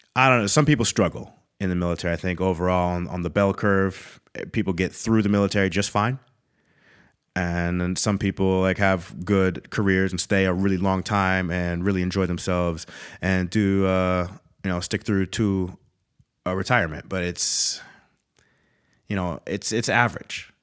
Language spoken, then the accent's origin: English; Eau Claire, Wisconsin, United States; also born or lived in Minnesota; I'm, I'm, I'm from Wisconsin. When it comes down to it, I, I claim Minnesota and Wisconsin